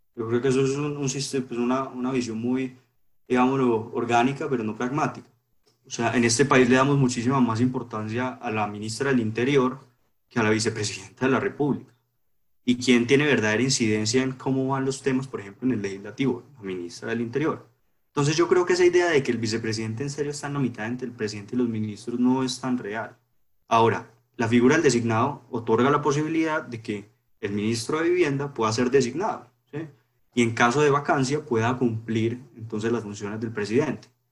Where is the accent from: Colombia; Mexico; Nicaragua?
Colombia